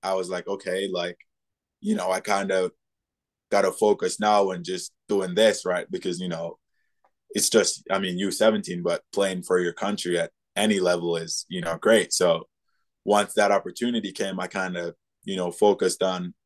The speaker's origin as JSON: {"language": "English", "country": "Jamaica", "tie": "born or raised there", "moved": "yes", "said": "I like growing up in Jamaica"}